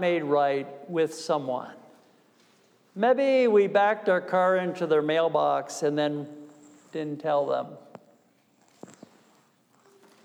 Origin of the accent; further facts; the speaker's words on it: New York, United States; I'm from New York